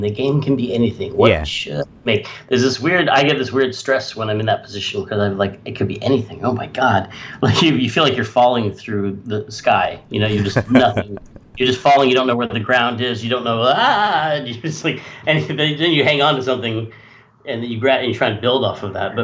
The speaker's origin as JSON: {"language": "English", "town": "Sonoma", "region": "California", "country": "United States", "tie": "born or raised there", "said": "I was growing up in Sonoma, California"}